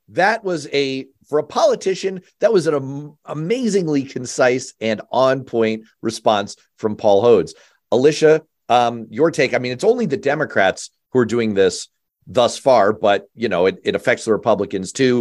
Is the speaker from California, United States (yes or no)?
no; New York, United States; I'm from a small island off the coast of North America, Manhattan